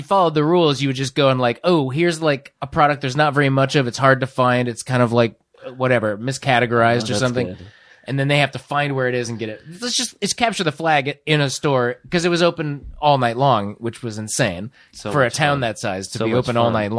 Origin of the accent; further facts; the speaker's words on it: Fort Dodge, Iowa, United States; moved away; Because I grew up in Fort Dodge, which is a town of what? Like 30,000 probably. 25,000.